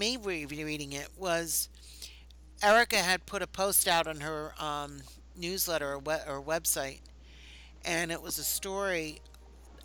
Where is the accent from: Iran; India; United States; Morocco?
United States; Philadelphia, Pennsylvania; being a Philadelphian